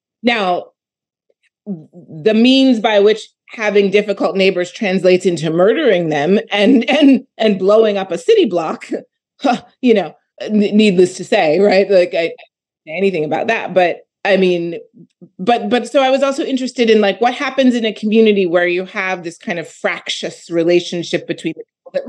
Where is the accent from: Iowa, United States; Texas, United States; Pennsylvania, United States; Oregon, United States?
Pennsylvania, United States; Philadelphia; I'm from Philadelphia